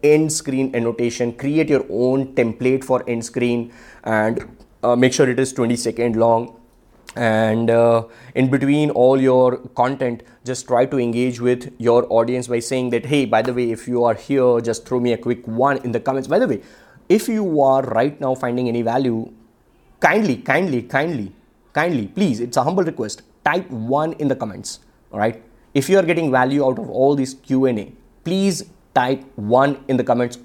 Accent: Ahmedabad, Gujarat, India; I am from Ahmedabad and I come from a very low class family.

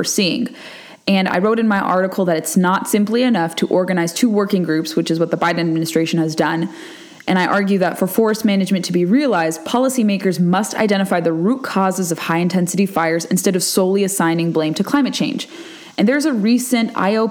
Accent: California, United States; moved away; from out west like I am. I'm from California

